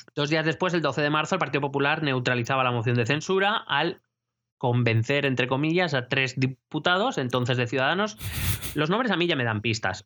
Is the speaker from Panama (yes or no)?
no; Madrid, Community of Madrid, Spain; como madrileño